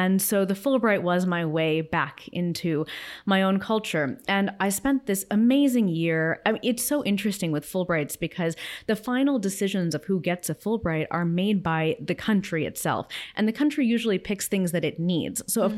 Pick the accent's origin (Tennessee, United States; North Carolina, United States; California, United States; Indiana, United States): California, United States; Los Angeles; I grew up in Los Angeles, where I still live, and I certainly had my parents and my grandparents, all of whom were immigrants, around me.